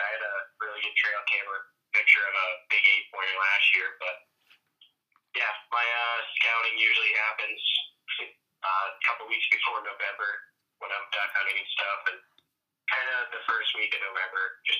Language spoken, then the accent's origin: English; Jackman, Maine, United States; Yep, so I grew up in Jackman.